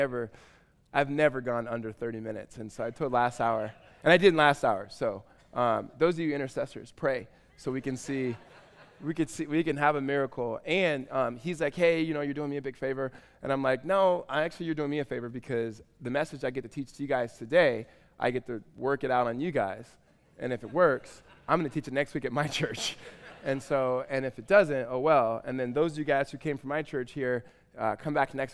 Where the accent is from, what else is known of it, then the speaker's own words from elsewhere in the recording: Southern California, United States; now in Tempe, United States; I'm from Southern California